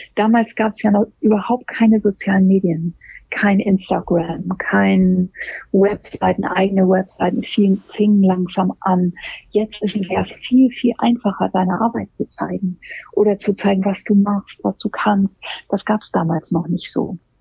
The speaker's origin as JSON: {"language": "German", "region": "Hamburg", "country": "Germany", "also_born_or_lived": "London", "said": "Ich komme aus Hamburg"}